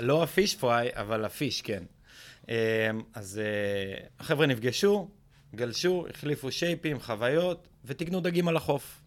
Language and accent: Hebrew; Israel; קודם כל אנחנו בישראל, אנחנו ישראלים